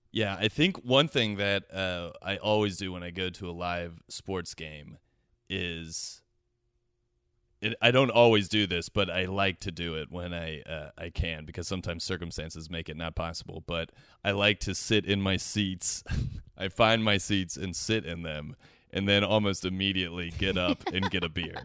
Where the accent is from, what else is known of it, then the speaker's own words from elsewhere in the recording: Cincinnati, Ohio, United States; now in Los Angeles, United States; I am originally from Cincinnati, Ohio